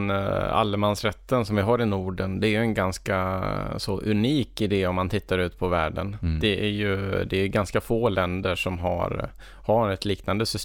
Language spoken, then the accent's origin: Swedish; Sweden